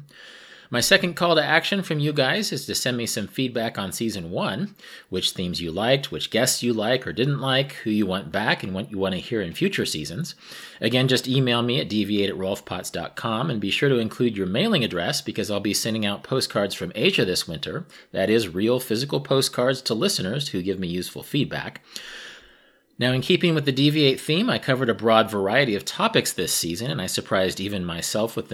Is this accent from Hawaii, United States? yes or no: no; Kansas, United States; my home state of Kansas